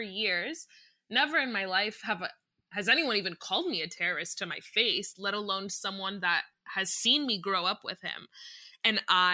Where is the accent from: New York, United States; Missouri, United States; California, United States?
California, United States; I was born in California. I'm a US citizen, but I'm first generation American.